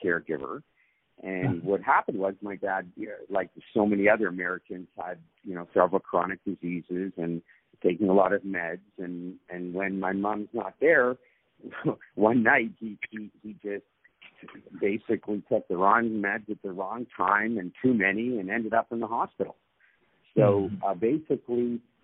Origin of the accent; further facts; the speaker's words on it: Toronto, Ontario, Canada; I was born and raised in Toronto.